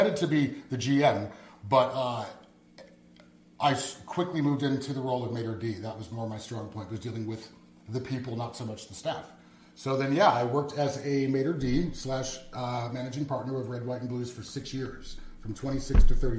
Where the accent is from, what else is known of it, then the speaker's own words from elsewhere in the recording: Rohnert Park, California, United States; also born or lived in Davis, California; moved us to Sonoma County, which is about an hour and a half west of Sacramento area. And that's where mom raised the two of us till I was about 18